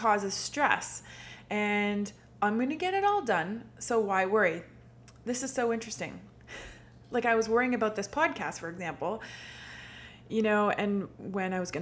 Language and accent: English; Manotick, Ontario, Canada; now in Ottawa, Canada; I grew up in Manotick, but for the past 3 years or so, I've been living in downtown Ottawa